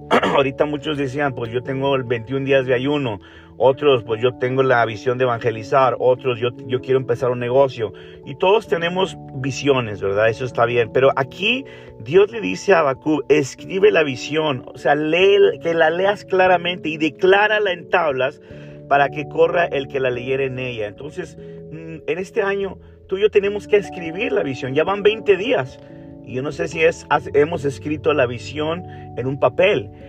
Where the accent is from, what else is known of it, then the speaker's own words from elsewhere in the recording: Monterrey, Nuevo León, Mexico; now in Canada; estoy aquí en México ahora, en la ciudad de Monterrey, es donde, de donde yo soy.